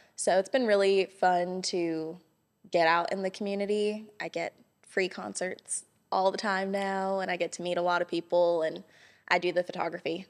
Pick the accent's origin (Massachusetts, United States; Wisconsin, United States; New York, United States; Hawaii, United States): Hawaii, United States; moved away as an adult; also born or lived in Los Angeles, California; now in Johnson City, United States; I was born and raised in Hawaii, and then about a week after I graduated high school, I moved to California